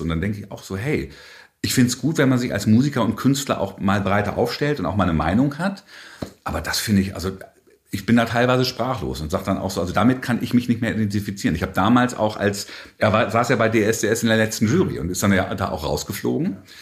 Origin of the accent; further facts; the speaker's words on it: Hannover, Lower Saxony, Germany; also born or lived in Bonn; dann bin ich hier quasi aufgewachsen. Also ich zähle mich schon so ein bisschen als Hannoveraner